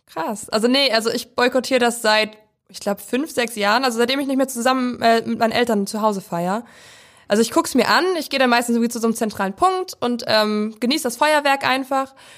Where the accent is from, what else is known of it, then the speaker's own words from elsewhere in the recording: Prignitz, northern Brandenburg, Germany; ich komme aus der Prignitz. Das ist ein Landkreis im Norden Brandenburgs und da komme ich aus so einem Tausend-Seelendorf